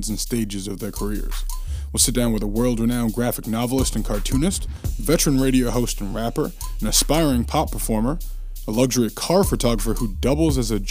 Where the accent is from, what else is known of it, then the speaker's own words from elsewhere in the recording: Massachusetts, United States; from my home state of Massachusetts